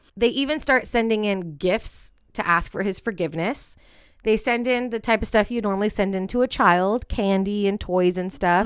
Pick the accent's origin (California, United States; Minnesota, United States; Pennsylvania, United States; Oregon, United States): California, United States; Bay Area; moved away; we're from the Bay Area